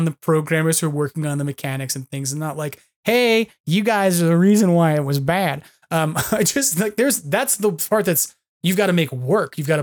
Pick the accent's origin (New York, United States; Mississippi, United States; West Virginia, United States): New York, United States; now in California, United States; I'm a New Yorker